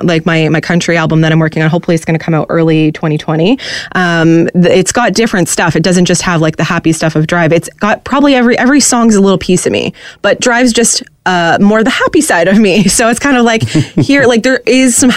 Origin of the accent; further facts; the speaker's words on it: Peterborough, Ontario, Canada; moved away; also born or lived in Los Angeles; I grew up in Peterborough, where we listened to a lot of country music growing up